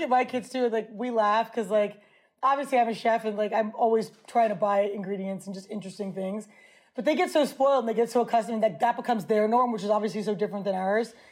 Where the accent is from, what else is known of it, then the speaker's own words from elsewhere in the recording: New York City, New York, United States; Growing up in New York